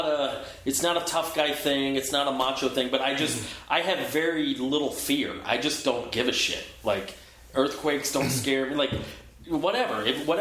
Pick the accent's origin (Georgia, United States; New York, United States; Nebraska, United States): Georgia, United States; now in Los Angeles, United States; I'm from Georgia. Never, we don't have earthquakes there. We have tornadoes and stuff like that.